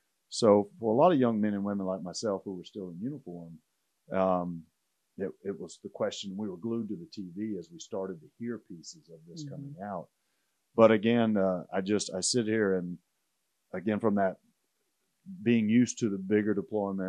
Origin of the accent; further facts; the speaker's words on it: Hamburg, Arkansas, United States; also born or lived in Monticello, Arkansas; as an Arkansas boy myself